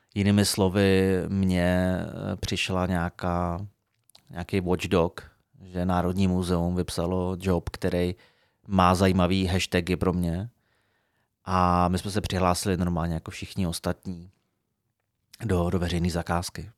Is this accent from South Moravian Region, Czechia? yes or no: no; Frenštát pod Radhoštěm, Moravian-Silesian Region, Czechia; moved away as an adult; also born or lived in Brno / Prague; jsem se sebral z Frenštátu